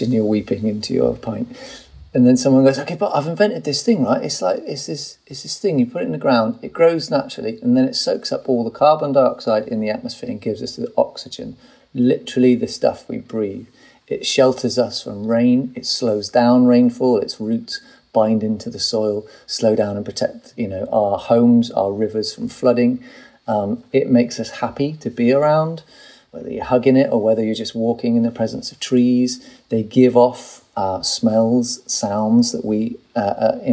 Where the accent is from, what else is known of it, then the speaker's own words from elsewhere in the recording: United Kingdom; I'm British